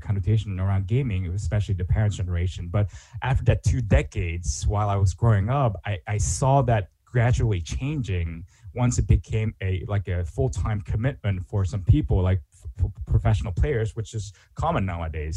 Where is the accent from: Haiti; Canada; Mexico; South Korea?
South Korea; moved away as an adult; also born or lived in Pittsburgh / Europe; now in Japan; I'm originally from Korea